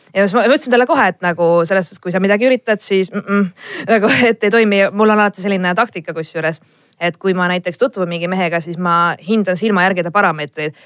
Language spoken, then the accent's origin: Estonian; Estonia; me oleme eestlased